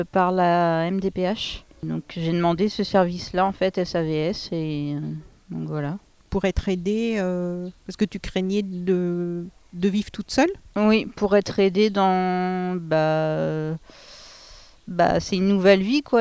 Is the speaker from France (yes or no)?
yes; Pays de la Loire, France; bon, en plus je venais pas d'ici, je venais du Maine-et-Loire. donc tout était nouveau.